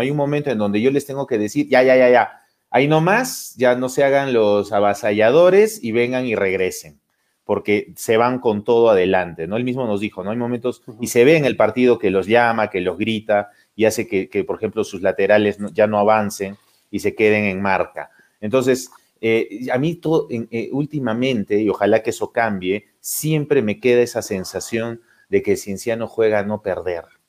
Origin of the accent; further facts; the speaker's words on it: Cusco, Peru; como cusqueños